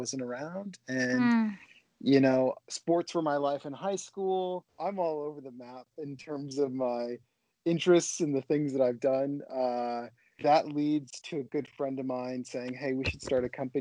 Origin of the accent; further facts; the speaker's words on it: Portland, Oregon, United States; born and raised in Portland, Oregon